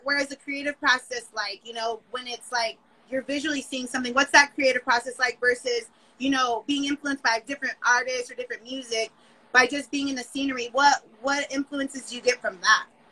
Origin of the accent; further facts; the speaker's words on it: West Coast, United States; I'm from the West Coast